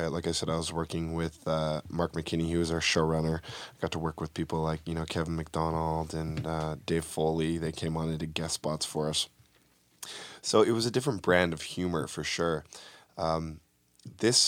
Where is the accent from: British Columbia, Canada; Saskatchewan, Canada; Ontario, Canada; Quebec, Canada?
British Columbia, Canada; Vancouver; moved away as an adult; now in Los Angeles, United States; I'm from Vancouver. That's where I made my home for the film industry anyways